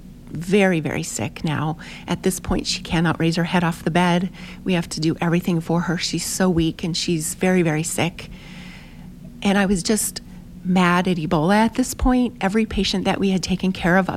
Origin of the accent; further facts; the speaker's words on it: United States; we're from America